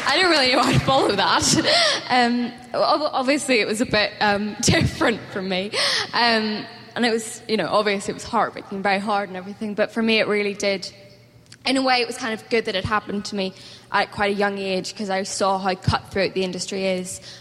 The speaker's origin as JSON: {"language": "English", "region": "Northern Ireland", "country": "United Kingdom", "accent": "Northern Irish", "said": "which is set in Northern Ireland, so I got to do my own accent for like the first time"}